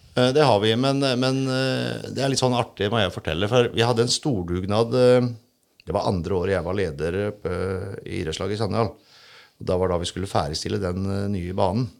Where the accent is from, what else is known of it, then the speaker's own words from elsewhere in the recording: Sannidal, Telemark, Norway; jeg er jo sandgalsgutt